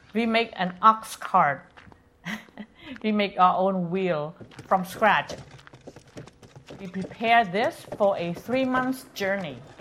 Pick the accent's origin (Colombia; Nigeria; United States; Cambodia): Cambodia; Phnom Penh; moved away; growing up in Phnom Penh, I lived somewhat of a Western life with refrigerator and TV